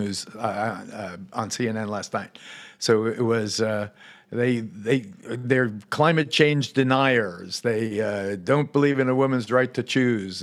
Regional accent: United States; also born or lived in Puerto Rico (family heritage); as an American Jew

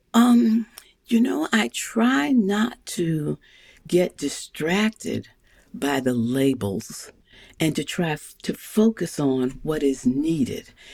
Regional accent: St. Louis, Missouri, United States; I grew up in St. Louis, Missouri.

